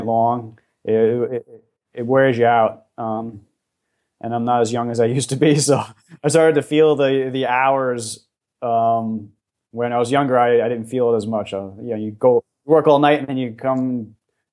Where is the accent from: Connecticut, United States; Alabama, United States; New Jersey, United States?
New Jersey, United States; just over the George Washington Bridge; And I grew up in the New York City area. I was just over the George Washington Bridge in New Jersey